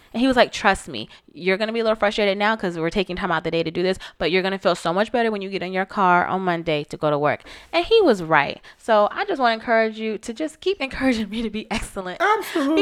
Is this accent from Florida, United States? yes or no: yes; Florida, United States; born or raised there